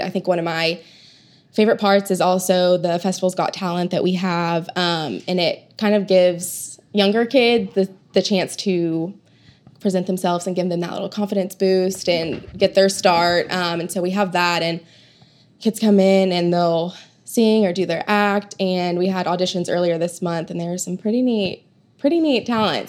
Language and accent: English; Oklahoma City, Oklahoma, United States; I grew up here in Oklahoma City